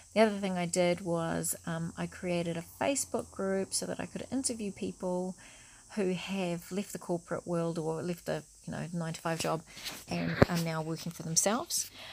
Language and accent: English; New Zealand; I'm a Kiwi